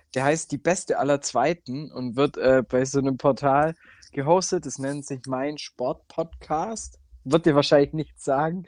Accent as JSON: {"language": "German", "town": "Giengen an der Brenz", "region": "Baden-Württemberg", "country": "Germany", "tie": "born or raised there", "said": "das ist tatsächlich die Partnerstadt von meiner Heimatstadt."}